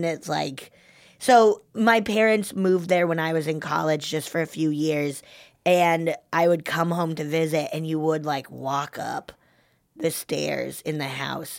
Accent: Colorado, United States; moved away as an adult; now in California, United States; because I grew up in the mountains of Colorado. And I remember when I first, and I went to school in the mountains of Colorado.

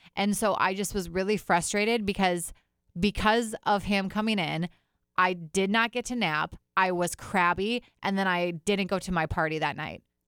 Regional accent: Fond du Lac, Wisconsin, United States; now in Minneapolis, United States; I grew up in Fond du Lac, Wisconsin, which is basically like its own town.

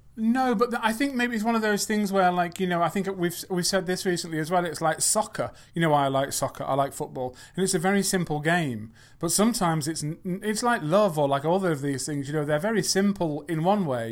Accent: England, United Kingdom; I'm not from America, I'm from England.

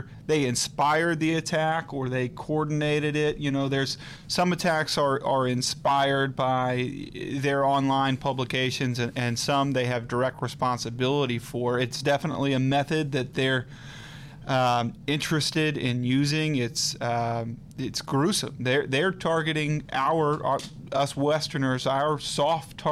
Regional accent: Atlanta, Georgia, United States; accent: southern twang; moved away as an adult; also born or lived in North Carolina; now in Virginia, United States; I'm from Atlanta, Georgia.

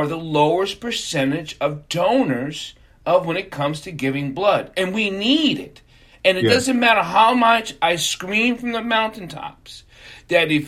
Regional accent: New York, United States; We were in New York, I'm a New Yorker growing up

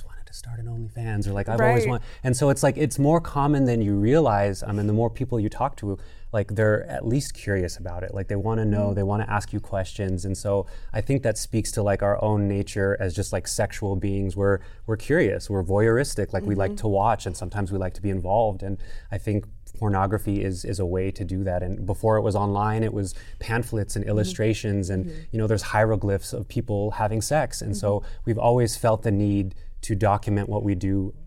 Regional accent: Albuquerque, New Mexico, United States; I was born and raised in Albuquerque, New Mexico

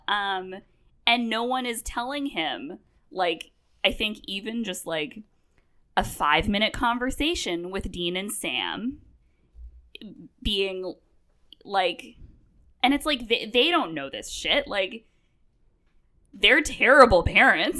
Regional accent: Vancouver, British Columbia, Canada; moved away; I'm from Vancouver, I grew up

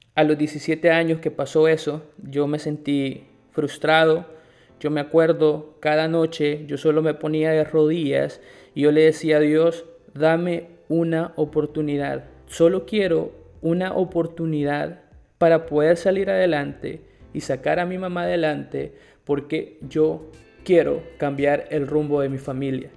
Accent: El Salvador; moved away as an adult; also born or lived in Guatemala; now in Nicaragua; soy salvadoreño, tengo 26 años y en este momento estoy viviendo en Nicaragua

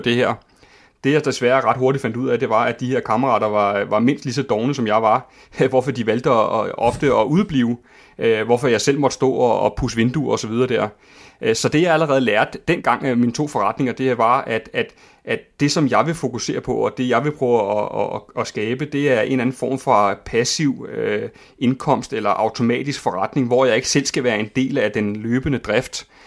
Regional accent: Køge, Zealand, Denmark; Køge og Herfølge og omegn, hvor jeg er vokset op.

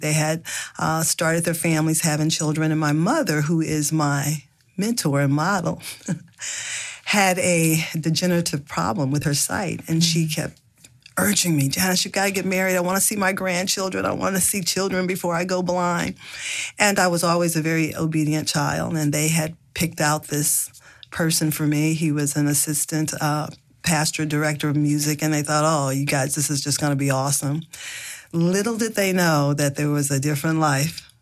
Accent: the South, United States; I grew up in the South in a family, a large family

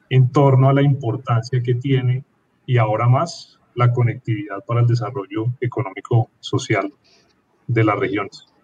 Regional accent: Bogotá, Colombia; soy de Bogotá, pero soy hincha del Nacional.

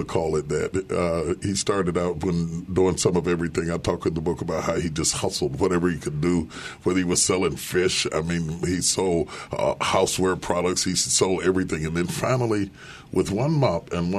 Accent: West Virginia, United States; now in Dallas, United States; I grew up in West Virginia

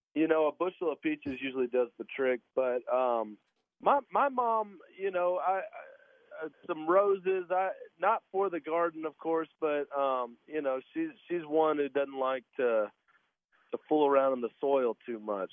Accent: Fort Valley, Georgia, United States; moved away as an adult; now in Nashville, United States; I grew up down in Fort Valley, Georgia, where our peaches are grown

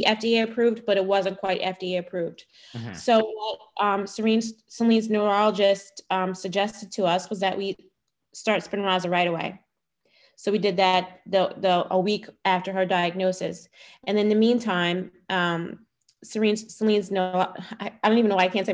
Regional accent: Philadelphia, Pennsylvania, United States; I am born and raised in Philadelphia and was there for a very long time

